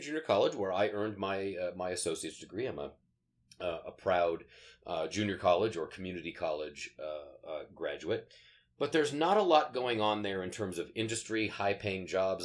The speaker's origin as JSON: {"language": "English", "town": "Sterling", "region": "Colorado", "country": "United States", "tie": "born or raised there", "moved": "yes", "said": "I grew up in uh, the small town of Sterling, Colorado, out on the uh, northeastern plains of, um, uh, of the state"}